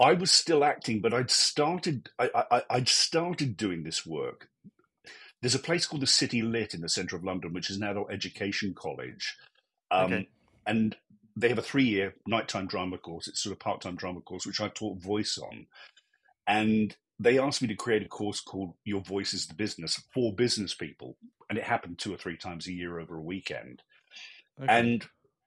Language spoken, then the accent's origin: English; Australia; moved away as an adult; now in United Kingdom; I grew up in Australia, actually, and I lived there till I was about 20